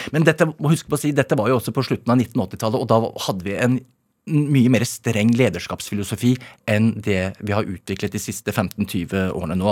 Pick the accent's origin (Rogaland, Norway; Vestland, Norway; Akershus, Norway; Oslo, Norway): Akershus, Norway; Asker; Jeg er fra Asker